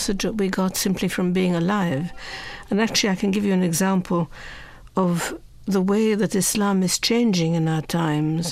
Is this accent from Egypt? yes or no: yes; Egypt; now in United States; my Christian friends thought that Christianity meant growing up in Egypt